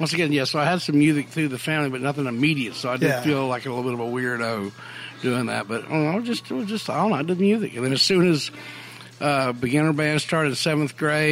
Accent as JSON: {"language": "English", "town": "Hattiesburg", "region": "Mississippi", "country": "United States", "tie": "born or raised there", "also_born_or_lived": "Selma, Alabama", "said": "I was born in Selma. I was in Hattiesburg by the time I was three or something."}